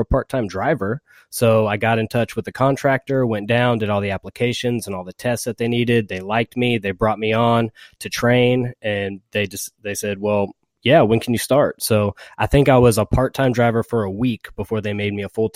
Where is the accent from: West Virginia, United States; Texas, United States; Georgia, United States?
Georgia, United States; I'm from Georgia, and I am married.